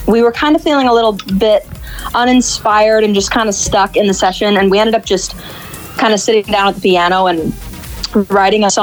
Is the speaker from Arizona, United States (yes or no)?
yes; Arizona, United States; now in Los Angeles, United States; I'm originally from Arizona